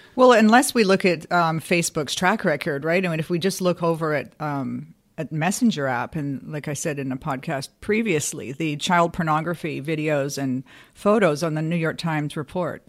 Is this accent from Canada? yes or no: yes; Canada; as a Canadian